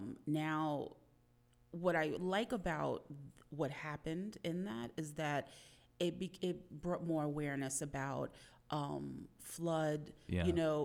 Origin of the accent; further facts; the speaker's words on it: New York City, New York, United States; also born or lived in Elmhurst, Queens; I'm a Queens girl.